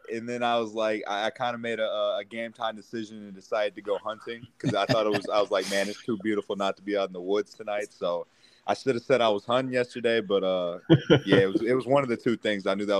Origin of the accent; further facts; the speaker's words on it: Sherrill, Iowa, United States; moved away as an adult; also born or lived in Dubuque, Iowa; now in Columbia, United States; I was born in Dubuque, and I was actually raised in a little country town about 15 minutes outside of Dubuque called Sherrill